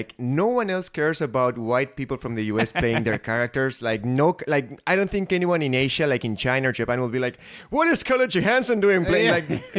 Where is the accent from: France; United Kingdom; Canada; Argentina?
Argentina; now in United States; I moved from Argentina to the US.